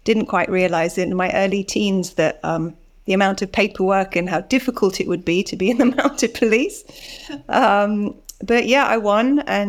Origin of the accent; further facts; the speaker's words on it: Bali, Indonesia; also born or lived in Singapore; I was born in Singapore. I grew up in Indonesia and Bali.